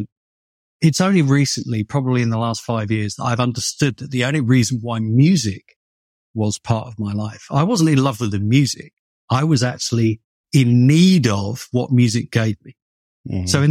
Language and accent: English; United Kingdom; moved away as an adult; now in Los Angeles, United States; I'm obviously British